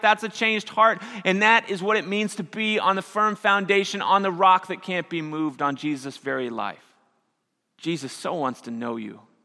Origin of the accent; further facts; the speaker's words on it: Missouri, United States; moved away; I grew up in Missouri, and we had a lot of tornadoes.